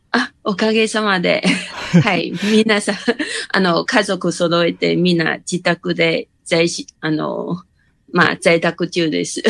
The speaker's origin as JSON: {"language": "Japanese", "town": "Kaohsiung", "country": "Taiwan", "tie": "born or raised there", "moved": "yes", "lives_now": "Hsinchu, Taiwan", "said": "もともと高尾出身なんですけど"}